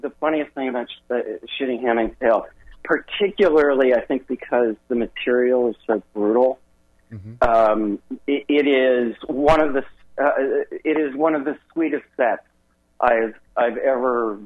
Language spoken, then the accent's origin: English; Wisconsin, United States; I'm from Wisconsin